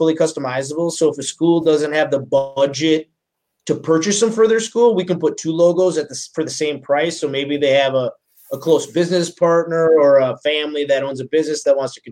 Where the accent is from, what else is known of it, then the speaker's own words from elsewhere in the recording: Minnesota, United States; I'm from Minnesota